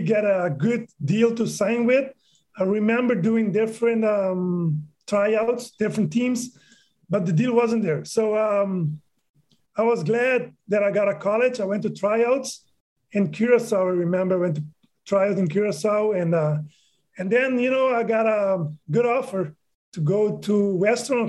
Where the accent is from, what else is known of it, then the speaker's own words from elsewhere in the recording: Aruba; I was born and raised in Aruba.